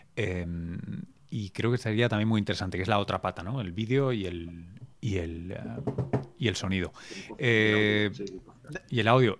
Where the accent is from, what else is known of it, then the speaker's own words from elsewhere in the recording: Barcelona, Catalonia, Spain; yo me crié en Barcelona